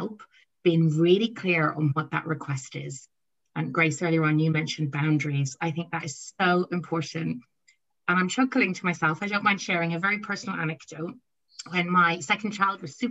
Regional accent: Ireland; I'm Irish.

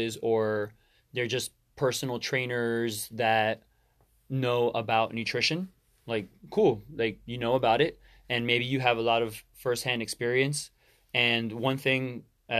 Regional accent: Miami, Florida, United States; I was born and raised in Miami

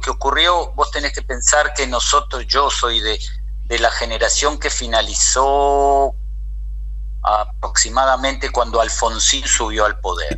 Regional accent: Buenos Aires, Argentina; moved away as an adult; now in Israel; Nací, nací, soy porteño, nací en Buenos Aires

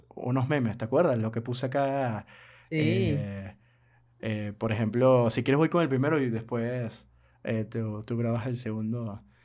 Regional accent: Venezuela; mi país, Venezuela

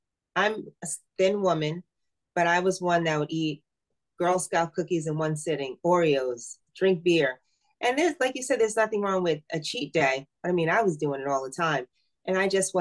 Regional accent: Scotch Plains, New Jersey, United States; I am very popular in Scotch Plains with my business and being on the board of ed and growing up in Scotch Plains.

